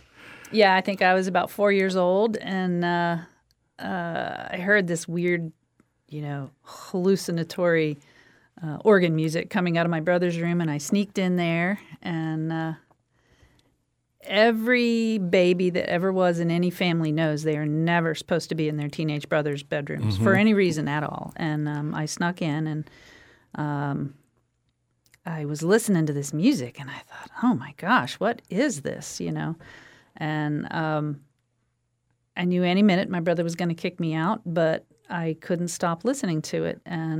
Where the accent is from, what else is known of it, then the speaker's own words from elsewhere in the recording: Florida, United States; Yeah, I grew up on the Florida-Alabama border. Perdido River in the Perdido Bay area is the border between there. So like Sarah Palin could see Alaska, I could see Alabama.